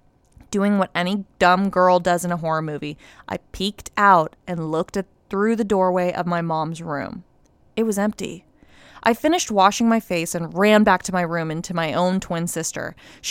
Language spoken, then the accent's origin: English; Los Angeles, California, United States; I'm from Los Angeles and grew up in a very religious family, forced to attend Catholic school and whatnot.